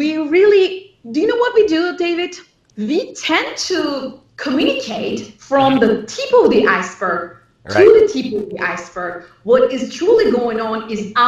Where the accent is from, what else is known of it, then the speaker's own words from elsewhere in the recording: Turkey; moved away as an adult; now in Los Angeles, United States; I grew up in Turkey, and I studied at the MIT of Turkey, and I went to UCLA